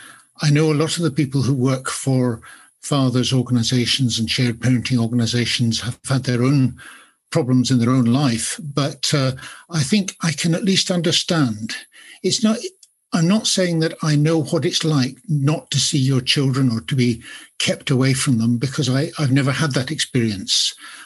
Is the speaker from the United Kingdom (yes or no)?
yes; Edinburgh, Scotland, United Kingdom; I don't sound very Scottish, I don't think, but I was certainly born and bred in Edinburgh. I have lived elsewhere, but I returned here and I'm going to stay here.